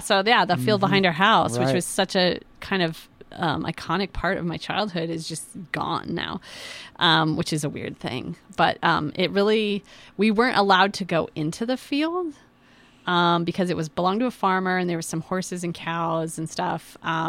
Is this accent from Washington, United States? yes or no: yes; Yakima, Washington, United States; I grew up in Yakima